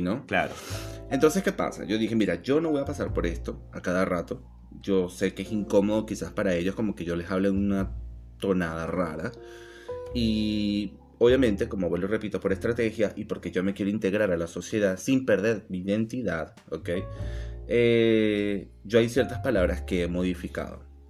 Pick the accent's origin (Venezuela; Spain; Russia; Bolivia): Venezuela; accent: Venezuelan; moved away as an adult; now in Buenos Aires, Argentina; soy tan venezolano como una arepa.